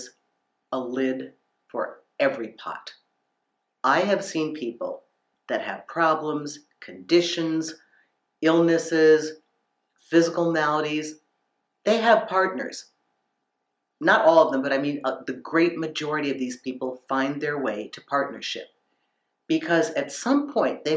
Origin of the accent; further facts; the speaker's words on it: United States; Growing up in America